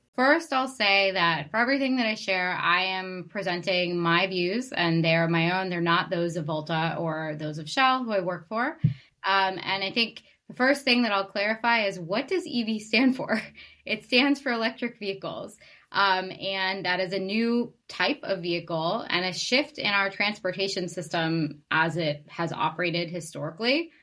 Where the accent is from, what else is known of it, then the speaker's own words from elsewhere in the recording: Boston, Massachusetts, United States; moved away; I'm from Boston originally